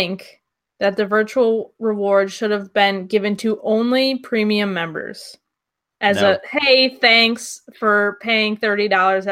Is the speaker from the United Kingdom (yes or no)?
no; Seneca Falls, New York, United States; I am from a town called Seneca Falls, which is the birthplace of women's rights.